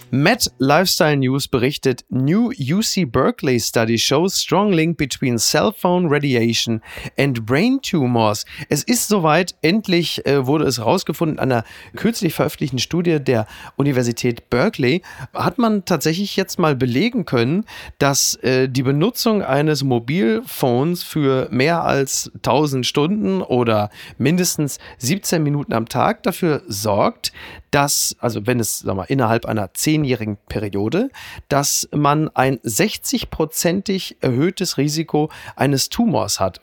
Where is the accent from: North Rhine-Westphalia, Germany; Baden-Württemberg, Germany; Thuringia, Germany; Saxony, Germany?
North Rhine-Westphalia, Germany; Castrop-Rauxel; moved away; meiner Heimatstadt Kastrop-Rauxel